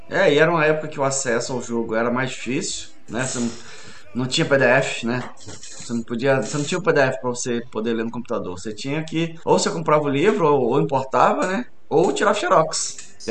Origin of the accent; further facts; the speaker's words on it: Espírito Santo, Brazil; also born or lived in Rio de Janeiro; Eu sou carioca de nascença, mas sou capixaba de criação.